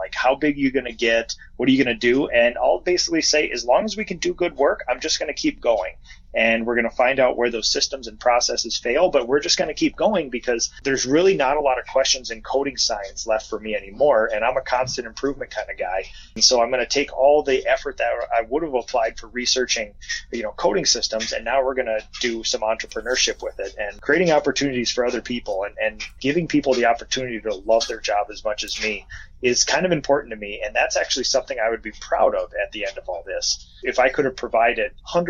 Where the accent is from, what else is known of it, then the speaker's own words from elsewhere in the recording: Minnesota, United States; We have a little hobby farm outside of my hometown, and it's basically a mini biome with a biome of Minnesota